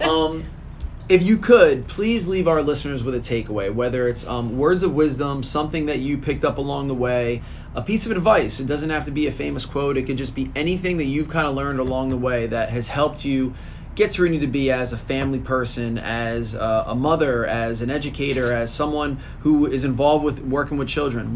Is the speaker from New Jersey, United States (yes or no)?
yes; Lawrenceville, New Jersey, United States; I was a Mercer County kid. I grew up in Lawrenceville